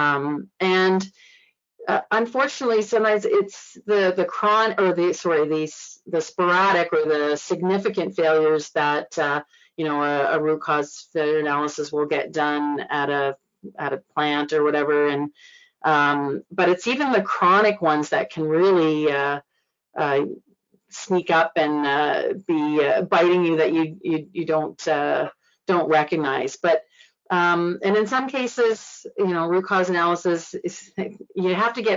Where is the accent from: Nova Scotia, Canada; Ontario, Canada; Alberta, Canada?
Nova Scotia, Canada; moved away as an adult; I'm from Nova Scotia, but being away for 30 years, it's like I am a come from away.